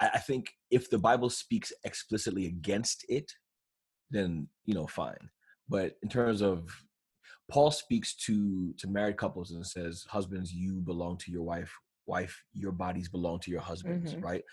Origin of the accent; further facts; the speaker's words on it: New York, United States; I'm from New York